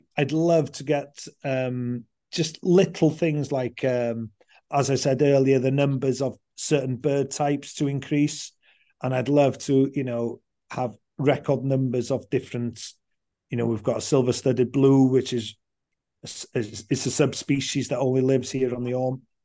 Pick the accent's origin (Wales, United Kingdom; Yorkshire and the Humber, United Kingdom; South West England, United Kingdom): Wales, United Kingdom; Anglesey; I grew up on Anglesey